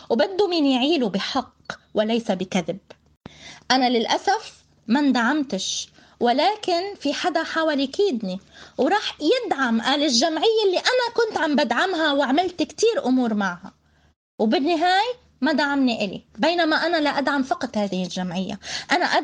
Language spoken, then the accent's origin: Arabic; Palestine; وأنا ابنة فلسطين